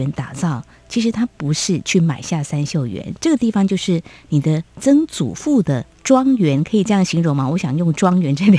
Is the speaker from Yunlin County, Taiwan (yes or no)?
yes; Yunlin County, Taiwan; moved away as an adult; 我的故乡云林，它有着。很美的名字，云海跟树林交汇处，我总是这样子想着我的家乡哦。